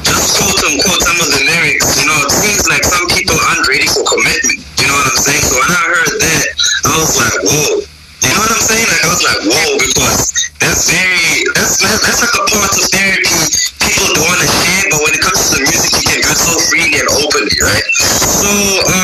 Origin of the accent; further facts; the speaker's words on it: South Africa; all the way from South Africa